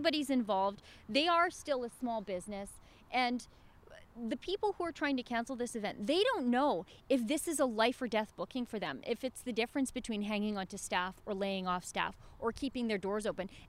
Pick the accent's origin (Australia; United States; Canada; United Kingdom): Canada; I'm from Canada. Doesn't matter.